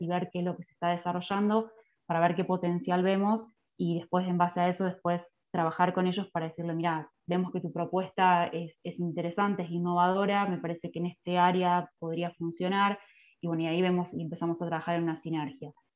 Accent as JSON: {"language": "Spanish", "town": "Esperanza", "region": "Santa Fe", "country": "Argentina", "tie": "born or raised there", "lives_now": "Sunchales, Argentina", "said": "soy nacida en Esperanza, Santa Fe, está a 40 kilómetros de la ciudad de capital, Santa Fe"}